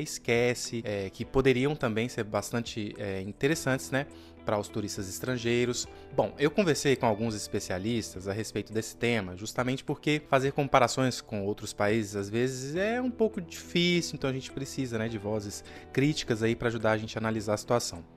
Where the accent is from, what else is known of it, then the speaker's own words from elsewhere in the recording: Brazil; a gente, como brasileiro